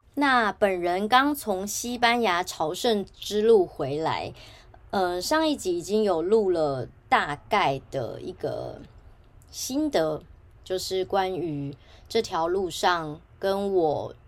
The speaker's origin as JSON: {"language": "Chinese", "country": "Taiwan", "said": "我就直接说我是来自台湾"}